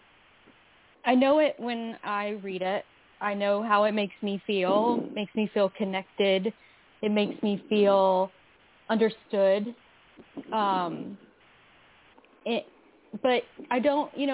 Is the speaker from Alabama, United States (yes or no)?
yes; Phenix City, Alabama, United States; also born or lived in Kentucky / Columbus, Georgia; I grew up really poor in the South, partially in Alabama and partially in Kentucky.